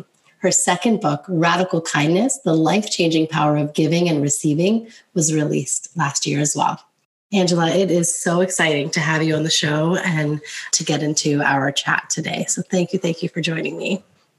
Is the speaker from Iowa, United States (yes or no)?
no; New Jersey, United States; So I grew up in New Jersey, grew up in a loud Italian family.